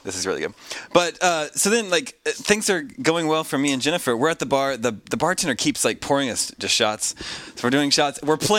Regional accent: Kansas, United States; I am from Kansas.

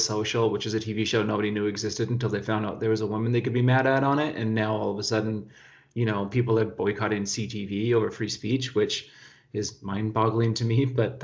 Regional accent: Whitehorse, Yukon, Canada; also born or lived in Terrace, British Columbia; I was born in Terrace, but I grew up in Whitehorse.

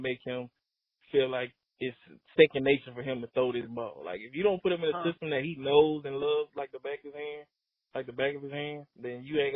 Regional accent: the South, United States; I'm from the South

